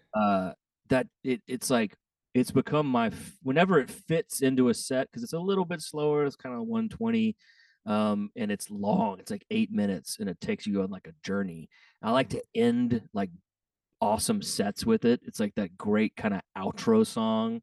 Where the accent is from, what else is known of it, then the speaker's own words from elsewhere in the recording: Texas, United States; I'm from Texas